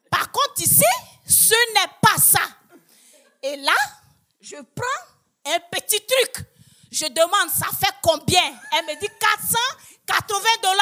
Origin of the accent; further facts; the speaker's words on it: Côte d’Ivoire; moved away as an adult; now in Quebec, Canada; chez nous, en Côte d'Ivoire